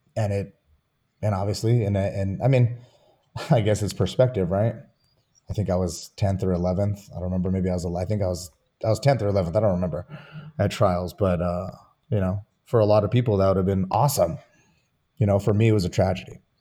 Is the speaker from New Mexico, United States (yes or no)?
yes; Santa Fe, New Mexico, United States; also born or lived in Albuquerque; I grew up in Santa Fe